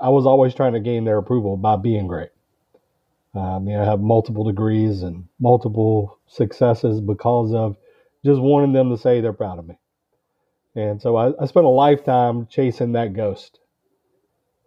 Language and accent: English; Georgia, United States; I'm from Georgia in the United States